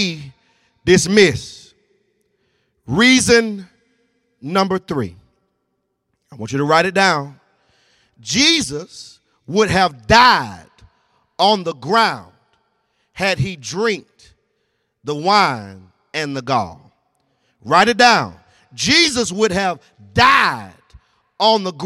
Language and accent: English; Newnan, Georgia, United States; I'm from Noonan, Georgia. Y'all know real down there on the dirt road.